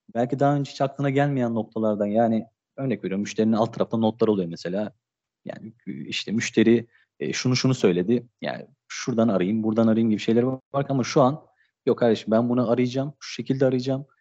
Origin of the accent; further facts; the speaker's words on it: Istanbul, Turkey; 1988 İstanbul doğumluyum